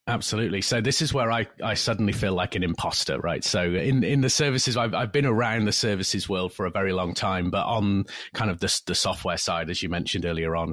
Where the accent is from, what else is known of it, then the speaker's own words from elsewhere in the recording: United Kingdom; moved away as an adult; now in California, United States; from the U K originally. Spent a lot of time over there, of course. Born and raised